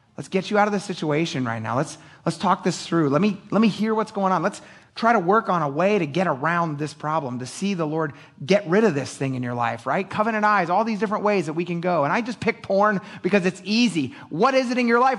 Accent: Philadelphia, Pennsylvania, United States; I'm an idiot from Philadelphia

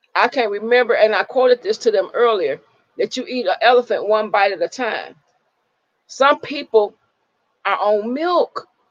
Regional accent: Michigan, United States; we grew up in Michigan

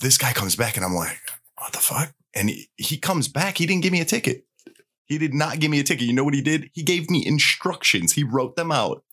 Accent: Chicago, Illinois, United States; I'm from Chicago

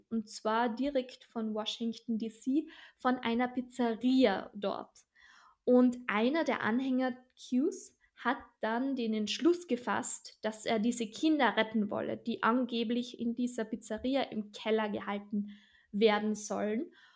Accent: Austria; bei uns in Österreich

